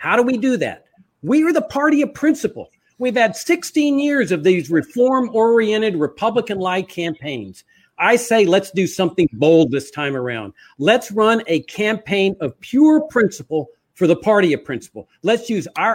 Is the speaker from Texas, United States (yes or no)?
yes; Laredo, Texas, United States; I grew up on a farm on the Rio Grande in the South Texas, near Laredo, Texas